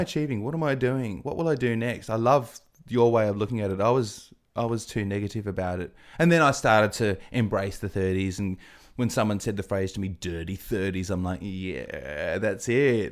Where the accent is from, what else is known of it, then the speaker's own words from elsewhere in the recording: Adelaide, South Australia, Australia; also born or lived in England; I'm from Adelaide.